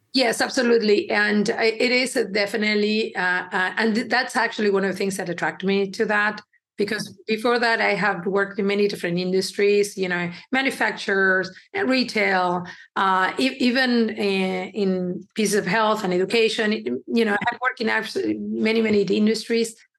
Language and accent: English; Uruguay; also born or lived in Ecuador; now in Chicago, United States; I was born in Uruguay. My parents are from Ecuador, which I do believe looking back, it kind of helped me because we were immigrants in Uruguay